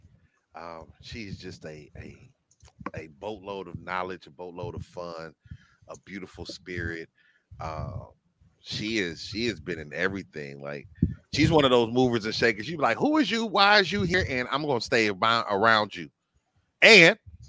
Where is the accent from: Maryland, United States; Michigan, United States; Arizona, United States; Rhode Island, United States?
Michigan, United States; Flint; I am from Flint, Michigan